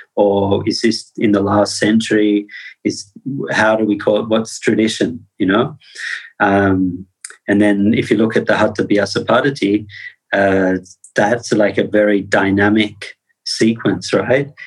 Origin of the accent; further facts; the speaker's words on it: Australia; I come from Australia